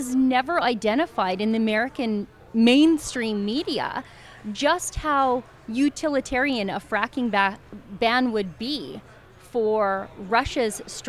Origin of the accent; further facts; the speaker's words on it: Alberta, Canada; as a Canadian